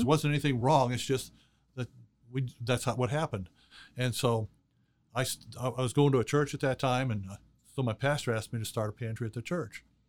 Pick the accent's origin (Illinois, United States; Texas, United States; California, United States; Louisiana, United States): Illinois, United States; Chicago; I was born and raised in Chicago